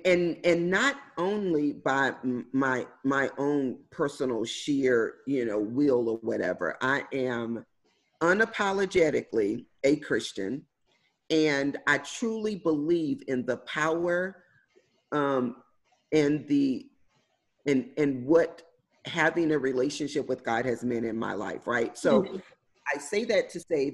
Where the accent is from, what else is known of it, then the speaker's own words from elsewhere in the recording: Houston, Texas, United States; So I grew up in Houston, Texas, in inner city, the hood, for all intents and purposes. I grew up in an area called Third Ward